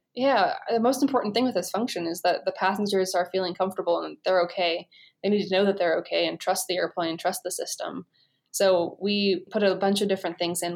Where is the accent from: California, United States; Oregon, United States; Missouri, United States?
Oregon, United States; also born or lived in Idaho; I'm from Oregon